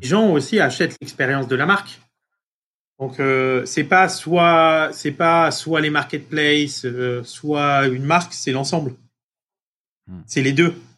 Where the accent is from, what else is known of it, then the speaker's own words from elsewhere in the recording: France; moved away as an adult; also born or lived in Marseille; now in United States; être français euh, euh, aujourd'hui aux États-Unis